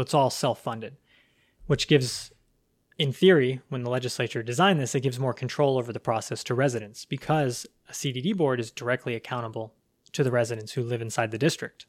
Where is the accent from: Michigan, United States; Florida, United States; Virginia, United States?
Florida, United States; Pasco County; also born or lived in Alaska / Port Richey, Florida; I was born and raised right here in Pasco County